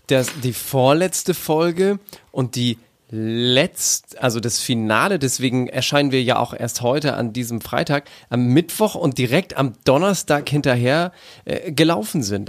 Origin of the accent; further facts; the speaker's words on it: Northern Germany, Germany; wie man bei uns in Norddeutschland ja gerne Grog trinkt